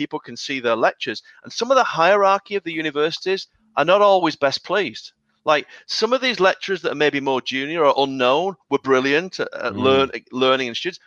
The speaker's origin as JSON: {"language": "English", "country": "United Kingdom", "said": "I'm British"}